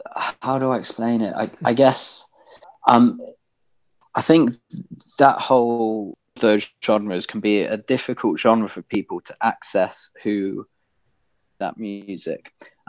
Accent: Midlands, United Kingdom; born there; accent: generic British; My accent's quite a generic British accent, to be honest, because I was born in the middle of the country. In an area where there's not really a strong accent, so I can't really be placed very well.

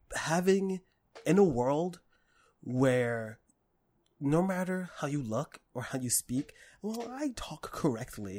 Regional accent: New York City, New York, United States; I grew up in Harlem and in the Bronx

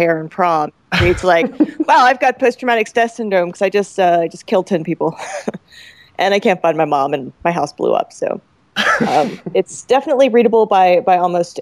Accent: Roswell, Georgia, United States; my hometown. So like if you go to Roswell, Georgia

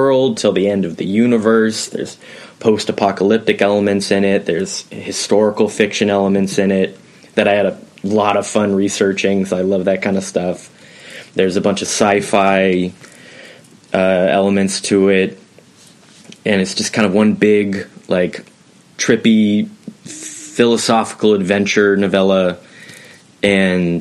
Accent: Portland, Oregon, United States; I'm from Portland, Oregon

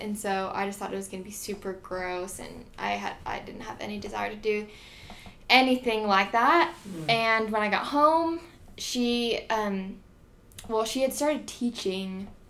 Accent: Corvallis, Oregon, United States; moved away as an adult; also born or lived in Idaho; now in Provo, Utah, United States; Born and raised in Corvallis, Oregon.

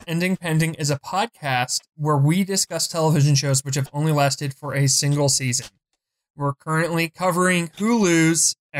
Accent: Philadelphia, Pennsylvania, United States; I'm from Philly.

